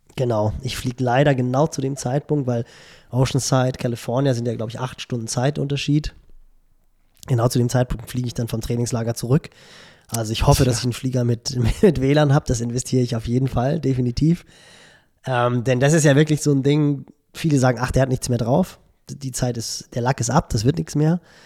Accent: Barmstedt, Schleswig-Holstein, Germany; also born or lived in Hamburg; ich bin ja in Barmstedt groß geworden, so einen kleinen Vorort von Hamburg

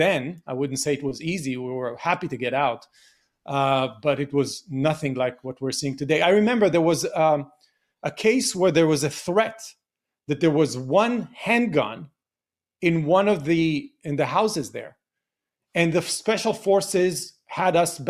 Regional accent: Beersheba, Southern District, Israel; I grew up in the 70s in Be'er Sheva, which is the southern part of Israel

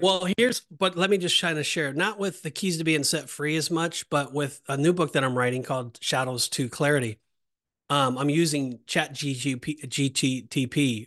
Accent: West Coast, United States; I'm from West Coast

